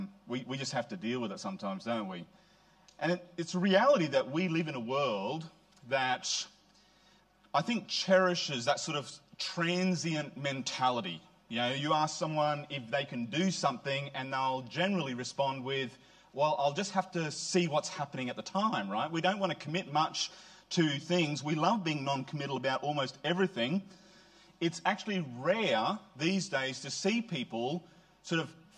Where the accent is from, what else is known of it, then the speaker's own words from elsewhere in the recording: Queensland, Australia; now in New South Wales, Australia; I'm a Queenslander